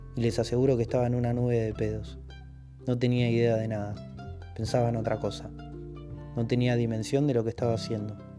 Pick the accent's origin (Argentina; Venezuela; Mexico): Argentina; moved away as an adult; now in Italy; Nacimos en Argentina